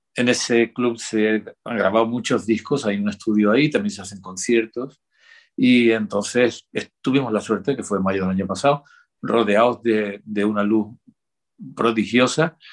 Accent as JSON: {"language": "Spanish", "region": "Andalusia", "country": "Spain", "said": "yo soy andaluz"}